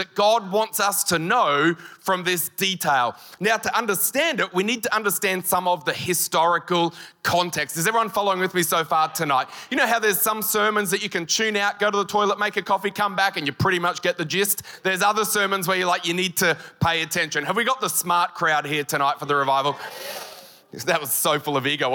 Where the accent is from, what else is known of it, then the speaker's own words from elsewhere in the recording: Queensland, Australia; I'm just from Queensland